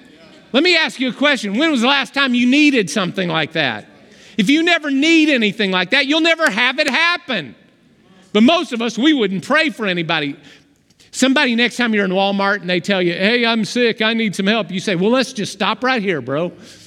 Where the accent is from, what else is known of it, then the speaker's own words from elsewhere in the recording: Romania; You started praying in Romanian, and I'm from Romania, and that's my home dialect, and you were praying in the dialect of my hometown in clear words.